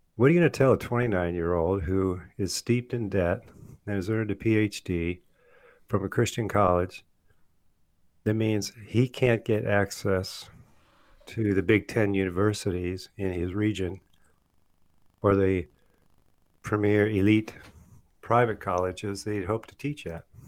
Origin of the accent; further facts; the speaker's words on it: Michigan, United States; when I was a kid growing up in Michigan